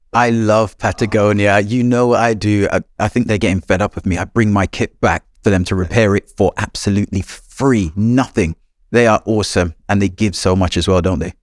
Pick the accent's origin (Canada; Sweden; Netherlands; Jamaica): Jamaica; moved away; I grew up in Jamaica